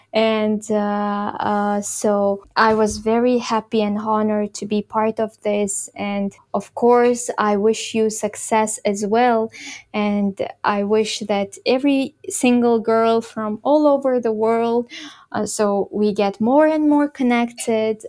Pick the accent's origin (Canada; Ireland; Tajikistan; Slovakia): Tajikistan; Khorog, Gorno-Badakhshan; moved away as an adult; now in Kyrgyzstan; the place where I grew up in Horog